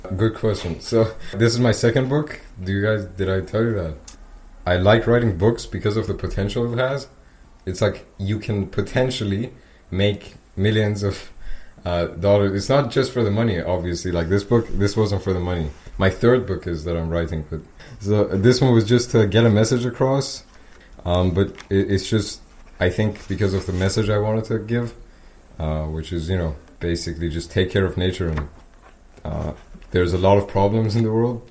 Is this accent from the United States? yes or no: no; Iran; English is a second language; now in Austria; I'm from Iran